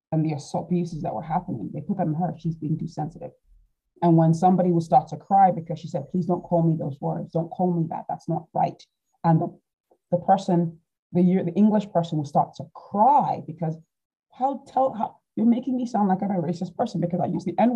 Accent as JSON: {"language": "English", "country": "Nigeria", "lives_now": "United Kingdom", "said": "being Nigerian, we have lots of family"}